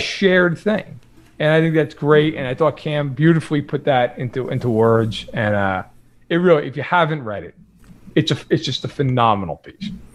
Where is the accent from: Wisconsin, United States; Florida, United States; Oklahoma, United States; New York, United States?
New York, United States; I'm sure can tell by my voice, I am not from Kansas City. I am, I'm from New York